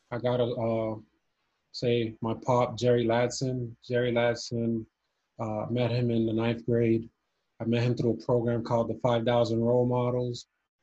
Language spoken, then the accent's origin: English; Cuba; moved away; But soccer was my favorite sport growing up, especially when I came from Cuba